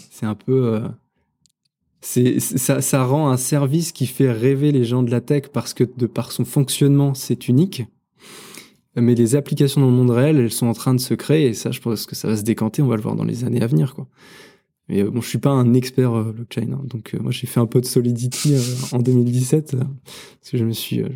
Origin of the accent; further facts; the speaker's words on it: Normandy, France; C'est une réponse de Normand. Je suis Normand.